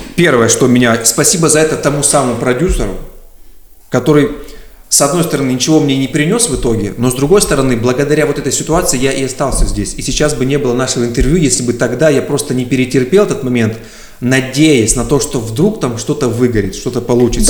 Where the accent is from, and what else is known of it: Surgut, Khanty-Mansi Autonomous Okrug, Russia; moved away as an adult; also born or lived in Tyumen; now in Moscow, Russia